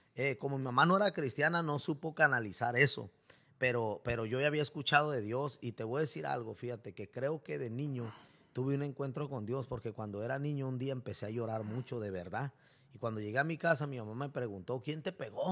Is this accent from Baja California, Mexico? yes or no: yes; Tijuana, Baja California, Mexico; also born or lived in Mexicali; yo nací en Mexicali, pero me he creado casi toda mi vida aquí en Tijuana